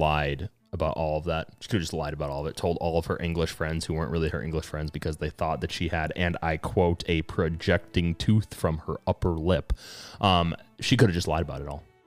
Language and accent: English; United States; as an American, but also I have cultural lineage from my home country of Ireland.